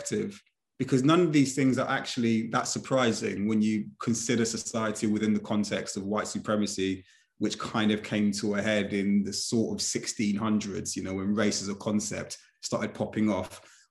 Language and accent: English; United Kingdom; I was born here, so I'm fully British